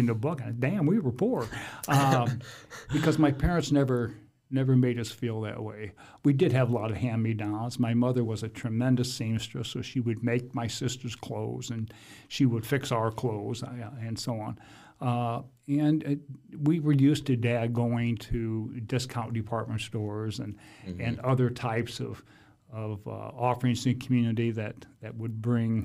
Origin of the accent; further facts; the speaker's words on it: Fort Wayne, Indiana, United States; my formative years, 6 through 12, we actually lived in an old farmhouse out where Canterbury Green is